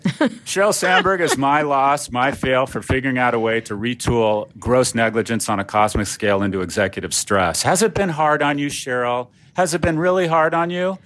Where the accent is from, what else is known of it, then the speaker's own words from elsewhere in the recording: Florida, United States; my home state, Florida